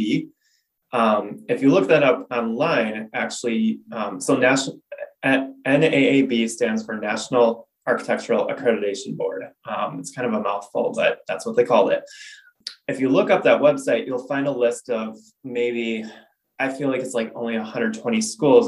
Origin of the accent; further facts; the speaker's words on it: Wisconsin, United States; I initially actually wanted to be a farmer, which is kind of stereotypical, I guess, with anybody growing up in Wisconsin